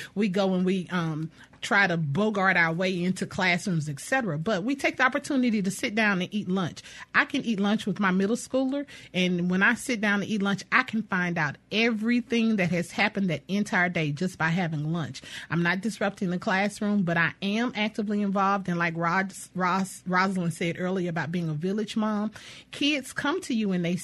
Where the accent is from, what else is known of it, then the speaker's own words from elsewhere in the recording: Louisiana, United States; now in Jackson, United States; I'm a I'm a native of Louisiana